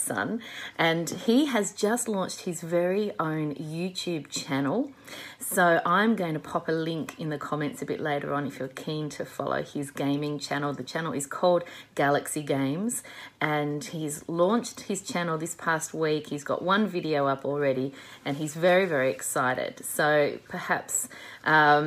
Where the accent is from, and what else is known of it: Australia